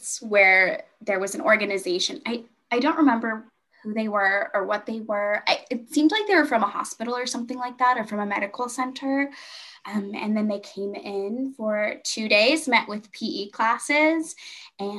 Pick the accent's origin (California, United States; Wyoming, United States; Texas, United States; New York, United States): California, United States; Hanford; am from the Central Valley in California. There's a bunch of like small farmer towns where we have a lot of agriculture. I went to high school in a really small town called Hanford, California.